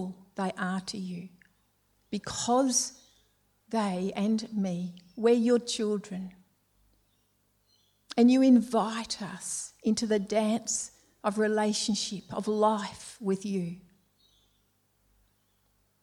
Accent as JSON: {"language": "English", "town": "Melbourne", "region": "Victoria", "country": "Australia", "tie": "born or raised there", "said": "We were both Victorians, both from Melbourne. I was brought up in Templestowe"}